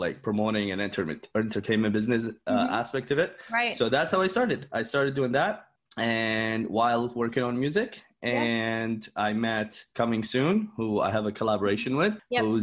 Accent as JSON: {"language": "English", "region": "Dubai", "country": "United Arab Emirates", "moved": "yes", "lives_now": "Canada", "said": "I am from Canada. Originally from Dubai, but I'm a Canadian citizen, so I've lived here for the past 13 years."}